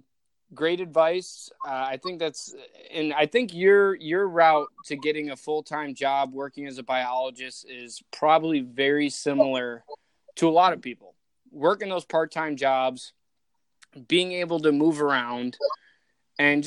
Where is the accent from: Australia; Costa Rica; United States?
United States; suburbs of Chicago, Illinois; moved away; we grew up in the same hometown in the suburbs of Chicago